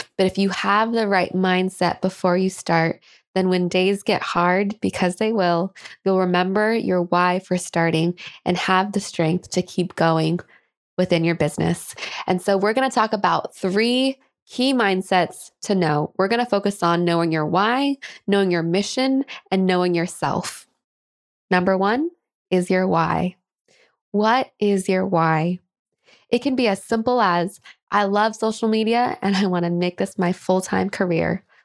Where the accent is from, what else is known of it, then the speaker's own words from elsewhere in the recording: Kent, Washington, United States; my hometown of Kent, Washington